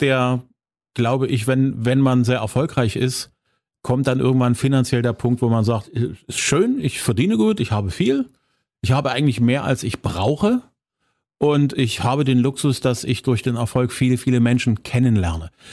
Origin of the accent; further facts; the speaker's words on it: Zwickau, Saxony, Germany; meiner Heimatstadt